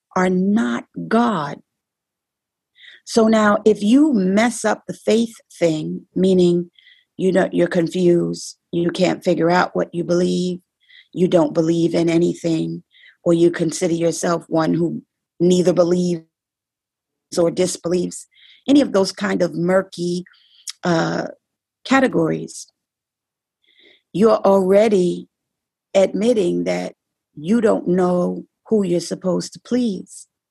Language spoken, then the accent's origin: English; New York City, New York, United States; I'm from the Bronx